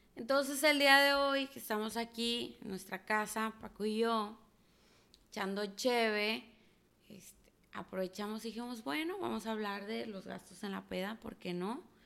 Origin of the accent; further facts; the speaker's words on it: La Paz, Baja California Sur, Mexico; now in Monterrey, Mexico; soy foránea, que soy de La Paz, Baja California